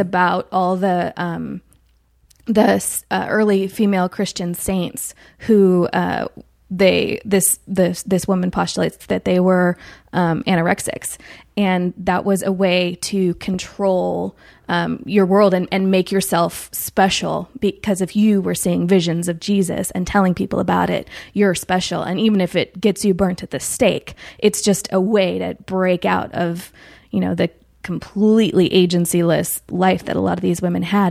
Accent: Chico, California, United States; moved away; I'm from Chico, California, which is about two hours north of Sacramento

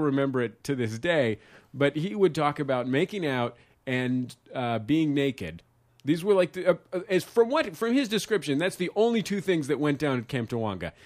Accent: San Francisco, California, United States; now in Los Angeles, United States; I'm from San Francisco

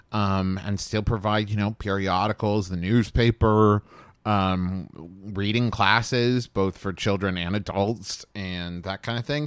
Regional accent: Huntington, West Virginia, United States; growing up in the Huntington, um, the Cabell County Library in Huntington

